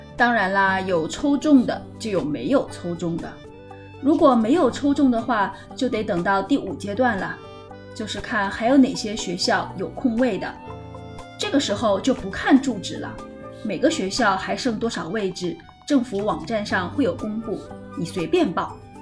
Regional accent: China; moved away as an adult; now in Singapore; 我的父母为了能让我在我们家乡那个城市上最好的小学

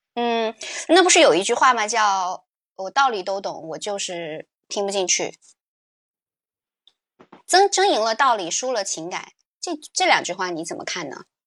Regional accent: China; 对我们中国人来说

